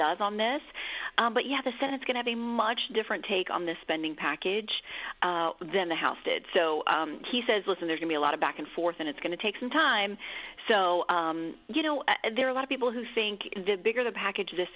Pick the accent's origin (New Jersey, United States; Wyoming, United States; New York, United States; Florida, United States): Florida, United States; Hollywood; also born or lived in Tallahassee, Florida; I grew up down in South Florida in Hollywood, where you guys just did the Patriot Awards. And then we moved to Tallahassee when I was in high school